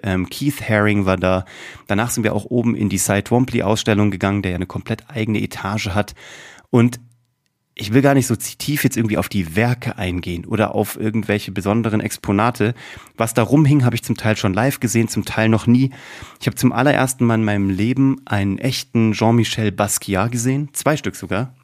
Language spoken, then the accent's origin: German; Kassel, Hesse, Germany; Ich bin in Kassel groß geworden